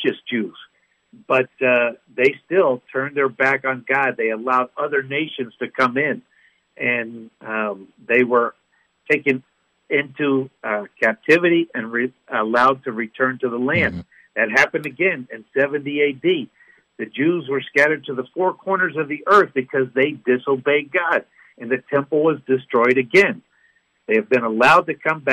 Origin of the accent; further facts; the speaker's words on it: United States; As an American